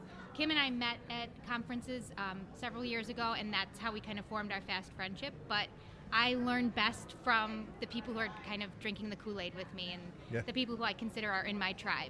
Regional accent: Tinley Park, Illinois, United States; I'm an instructional technology coach for Orland School District, and I'm from Tinley Park.

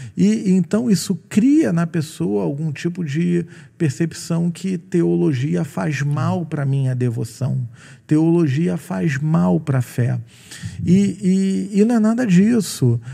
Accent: Rio de Janeiro, Brazil; eu sou carioca

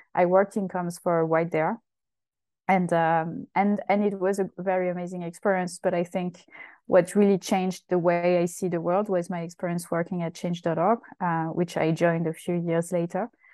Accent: Essonne, southern suburb of Paris, Île-de-France, France; moved away as an adult; I'm from France. I was born in uh, the southern suburb of Paris, uh, which is called Essonne, uh, and uh, I grew up there until uh, uh, you know quite late, my late twenties.

